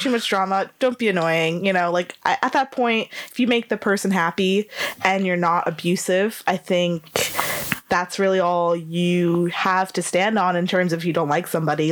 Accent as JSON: {"language": "English", "country": "United States", "moved": "yes", "lives_now": "Leeds, United Kingdom", "said": "I'm American"}